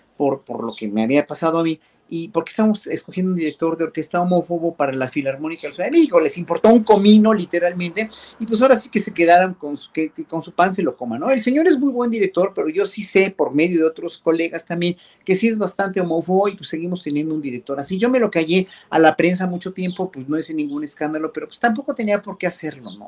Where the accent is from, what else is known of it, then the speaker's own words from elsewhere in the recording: Mexico; como pueblo mexicano